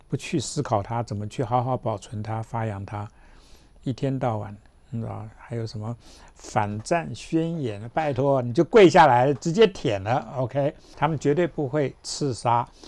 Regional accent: Taiwan; 我们就是台湾人，对吧？大家就在这块土地上就这样子嘛

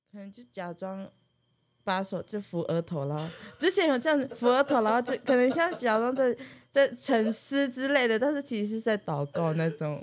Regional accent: Taiwu Township, Pingtung County, Taiwan; 我是来自屏东县的太武乡台湾族，然后乌台乡的卢凯族

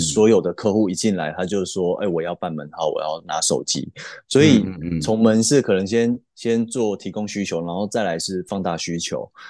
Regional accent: Kaohsiung, Taiwan; 我出生于高雄，那目前也在高雄定居

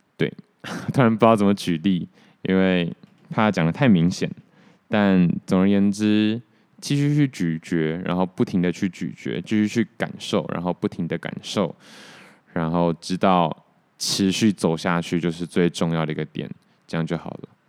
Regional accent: Taoyuan, Taiwan; now in Taipei, Taiwan; 我桃园人啊

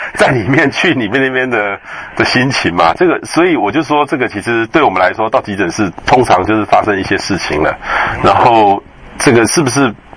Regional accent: central Taiwan, Taiwan; 我也是中部人，可是我们小时候就到台中去

